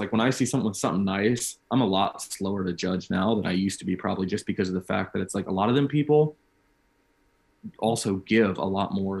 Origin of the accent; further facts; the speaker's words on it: Illinois, United States; I grew up in Central Illinois.